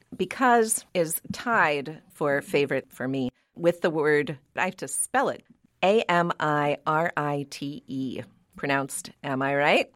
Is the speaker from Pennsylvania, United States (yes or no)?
yes; Pittsburgh, Pennsylvania, United States; now in New England, United States; growing up in Pittsburgh, Pennsylvania